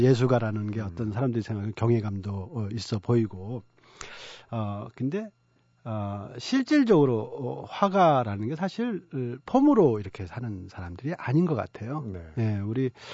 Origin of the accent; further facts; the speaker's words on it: South Korea; moved away as an adult; also born or lived in Dunhuang, China; 내가 한국 사람이라는 생각을 못 하고 살았던 것 같아요.